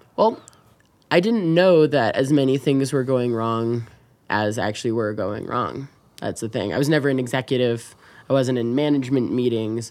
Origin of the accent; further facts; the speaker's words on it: United States; also born or lived in Chicago; now in Wyoming, United States; as an American, as a politician, as a citizen